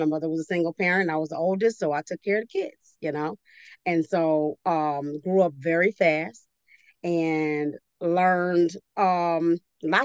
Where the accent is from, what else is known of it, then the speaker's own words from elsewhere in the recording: New Orleans, Louisiana, United States; I'm from New Orleans